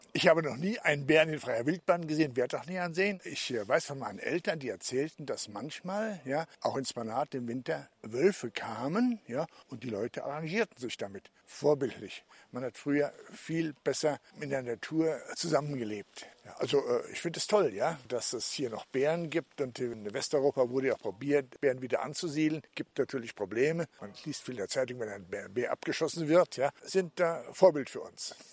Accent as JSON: {"language": "German", "region": "Berlin", "country": "Germany", "said": "Ich äh, komme auch aus Berlin."}